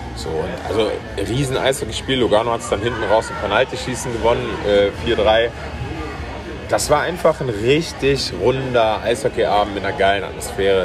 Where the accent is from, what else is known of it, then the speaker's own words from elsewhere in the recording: Cologne, North Rhine-Westphalia, Germany; als Kölner